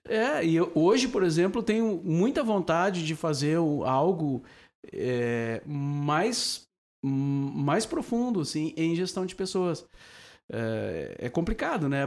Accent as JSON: {"language": "Portuguese", "town": "Cachoeira do Sul", "region": "Rio Grande do Sul", "country": "Brazil", "tie": "born or raised there", "moved": "as an adult", "lives_now": "Porto Alegre, Brazil", "said": "eu nasci em Cachoeira. Uh, daí trabalhei na Rádio Cachoeira, vim para cá tentar a vida na, na cidade"}